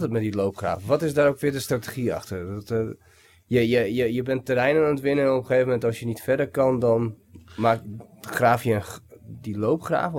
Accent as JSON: {"language": "Dutch", "country": "Bulgaria", "tie": "born or raised there", "also_born_or_lived": "Vienna, Austria / Netherlands", "moved": "yes", "said": "bij mijn opa en oma ook opgegroeid toen ik in Bulgarije woonde. En toen gingen we naar Wenen."}